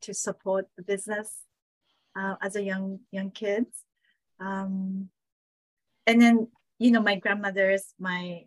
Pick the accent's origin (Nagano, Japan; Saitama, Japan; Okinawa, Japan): Saitama, Japan; moved away; also born or lived in Tokyo; I was born in Tokyo, grew up in Saitama, which is like suburbs of Tokyo.